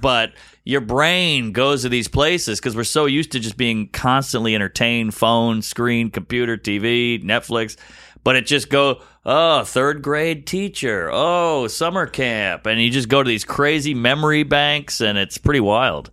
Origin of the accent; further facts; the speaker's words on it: the South, United States; also born or lived in Brooklyn, New York; now in New York, United States; just being a kid growing up in the South